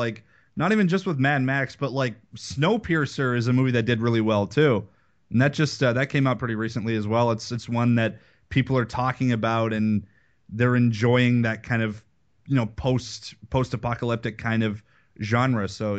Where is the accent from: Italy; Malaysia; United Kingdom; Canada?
Canada; It makes me sad that I'm Canadian.